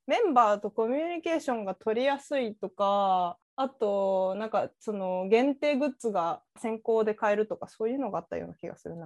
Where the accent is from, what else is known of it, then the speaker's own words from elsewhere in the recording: Chiba, Japan; 私千葉っ子だったから